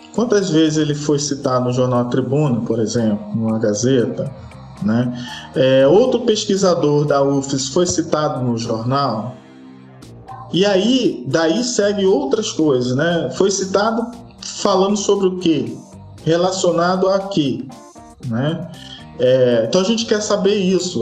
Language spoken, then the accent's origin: Portuguese; Rio de Janeiro, Brazil; moved away as an adult; now in Espírito Santo, Brazil; eu sou do Rio